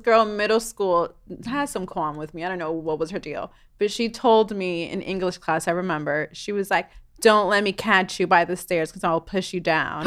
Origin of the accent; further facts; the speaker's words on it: New York City, New York, United States; moved away; I grew up in New York City